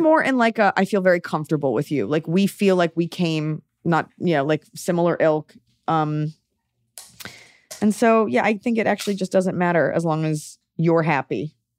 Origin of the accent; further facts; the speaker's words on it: Dallas, Texas, United States; I'm from Dallas, where, like, everything's a corporate restaurant